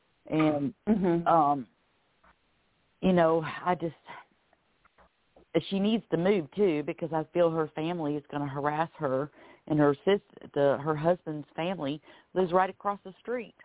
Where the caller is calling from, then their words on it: Florida, United States; I'm calling from Florida.